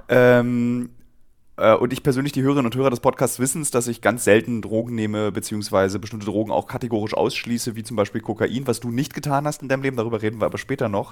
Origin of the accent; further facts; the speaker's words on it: Berlin, Germany; als Berliner